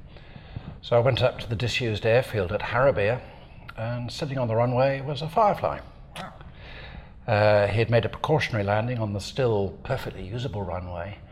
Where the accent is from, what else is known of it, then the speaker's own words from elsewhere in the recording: Devon, South West England, United Kingdom; moved away as an adult; now in New Zealand; I come from Devon in southwest England, so most of my time has been spent there